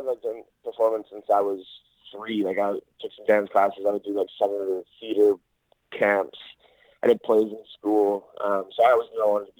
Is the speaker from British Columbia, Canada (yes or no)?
yes; Oliver, British Columbia, Canada; moved away as an adult; also born or lived in Los Angeles; now in Vancouver, Canada; Actually, I'm from a place called Oliver in British Columbia, in Canada. It's like a really tiny town out in the Okanagan Valley.